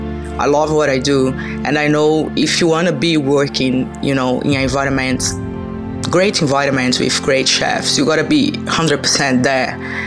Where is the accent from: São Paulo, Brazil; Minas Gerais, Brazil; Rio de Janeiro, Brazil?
Minas Gerais, Brazil; I'm from Minas Gerais. They usually say it's the hometown of food in Brazil. So basically, the famous dishes that people know about, like feijoada, pão de queijo, doce de leite, came from Minas Gerais, where I came from. So yeah, I grew up there.